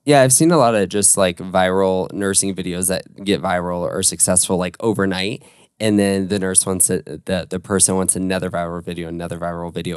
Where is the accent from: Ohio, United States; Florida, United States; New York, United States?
Florida, United States; Orlando; I was born and raised in Orlando